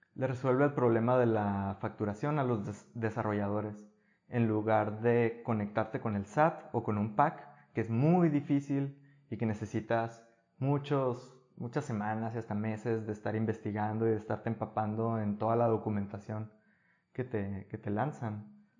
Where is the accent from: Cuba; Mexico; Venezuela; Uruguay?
Mexico; Guatabampo, Sonora; moved away as an adult; also born or lived in Navojoa / Hermosillo; now in Sweden; yo crecí en Guatabampo